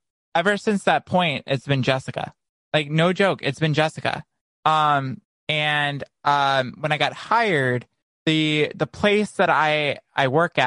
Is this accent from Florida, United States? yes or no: yes; Naples, Florida, United States; moved away; my hometown in Naples